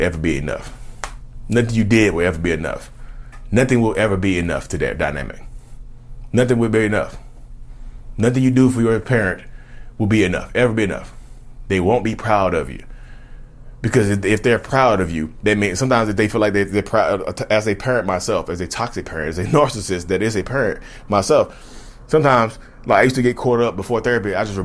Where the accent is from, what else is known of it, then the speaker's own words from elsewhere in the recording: Reidsville, North Carolina, United States; I'm from Reedsville, North Carolina